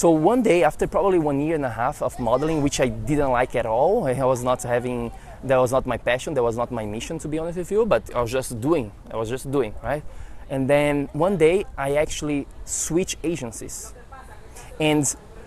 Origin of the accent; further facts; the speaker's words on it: Florianópolis, Santa Catarina, Brazil; now in United States; I was in Brazil, I was in my hometown, Florianópolis